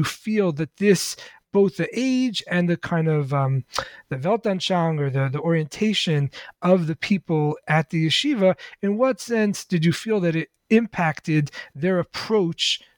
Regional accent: New York City, New York, United States; I grew up in the Lubavitch Hasidic community in Crown Heights, Brooklyn

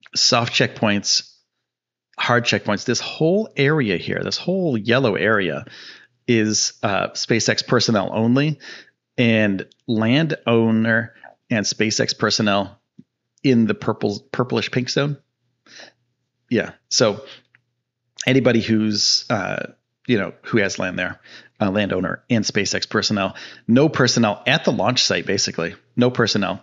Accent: Northeast, United States; now in Texas, United States; I'm from the Northeast.

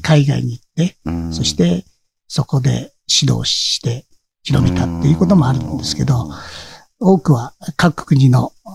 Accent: Amami Ōshima, Kagoshima, Japan; 奄美大島出身がね、うん、奄美大島なんで

